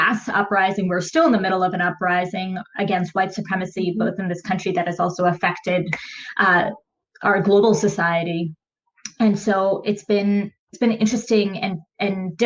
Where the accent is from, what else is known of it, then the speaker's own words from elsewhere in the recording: United States; I was born and raised in America.